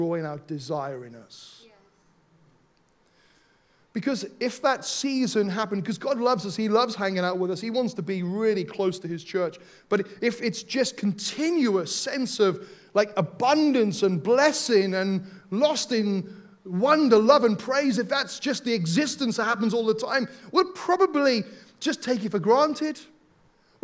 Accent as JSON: {"language": "English", "region": "Wales", "country": "United Kingdom", "tie": "born or raised there", "said": "Growing up in Wales"}